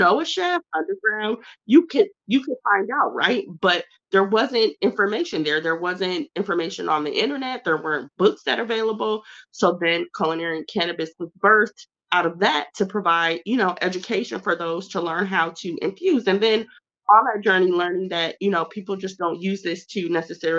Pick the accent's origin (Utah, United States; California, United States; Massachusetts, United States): California, United States; Southern; also born or lived in St. Paul, Minnesota; I was born in St. Paul, Minnesota, but raised by way of Southern California